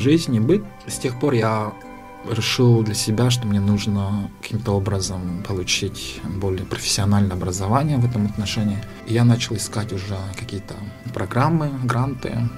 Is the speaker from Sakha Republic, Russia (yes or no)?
yes; Amginsky District, Sakha Republic, Russia; Я сам родом из Самгинского района. Я родился в селе Анес, маленьком поселке